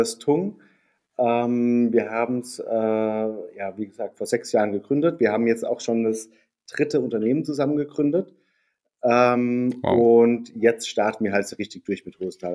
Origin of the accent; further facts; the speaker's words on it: near Darmstadt, Hesse, Germany; moved away as an adult; also born or lived in Heidelberg; bin in äh, der Nähe von Darmstadt aufgewachsen, also wirklich auf dem Dorf mit mehr Kühen als Einwohnern